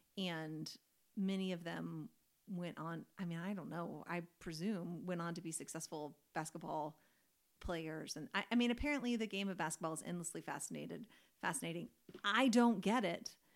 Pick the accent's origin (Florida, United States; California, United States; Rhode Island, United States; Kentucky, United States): Kentucky, United States; I grew up in Kentucky, which is like basketball territory